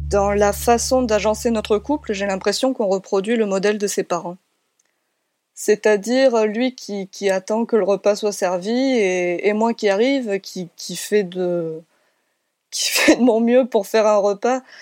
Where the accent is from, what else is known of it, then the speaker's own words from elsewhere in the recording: Nîmes, Occitania, France; je suis originaire de Nîmes à la base